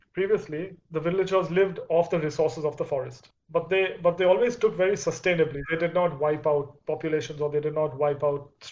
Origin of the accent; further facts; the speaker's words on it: India; do we as an Indian culture